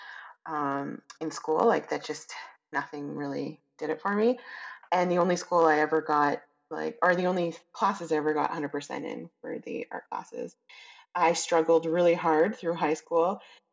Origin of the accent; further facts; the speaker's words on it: Calgary and Edmonton, Alberta, Canada; I was raised in Calgary and Edmonton